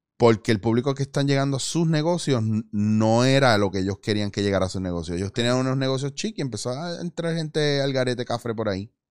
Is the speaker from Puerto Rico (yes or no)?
yes; Puerto Rico; como puertorriqueños